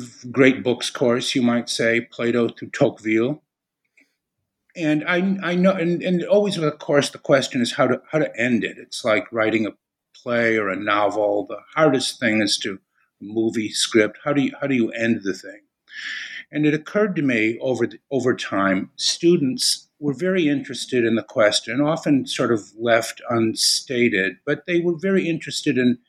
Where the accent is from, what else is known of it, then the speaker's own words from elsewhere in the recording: Chicago, Illinois, United States; moved away as an adult; also born or lived in Austin, Texas / New Haven, Connecticut; I'm originally from Chicago.